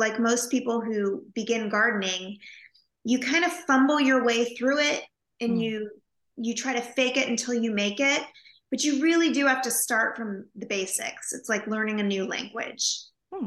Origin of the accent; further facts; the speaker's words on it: Napa Valley, California, United States; I grew up in California in a little house in the Napa Valley